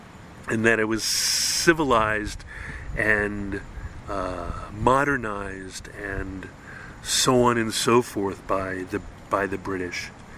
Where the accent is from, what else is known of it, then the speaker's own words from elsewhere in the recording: Hawaii, United States; growing up in Hawaii